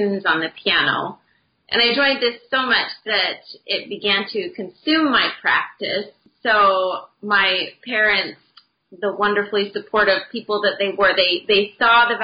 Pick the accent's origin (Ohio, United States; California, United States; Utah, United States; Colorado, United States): Utah, United States; where I grew up in Utah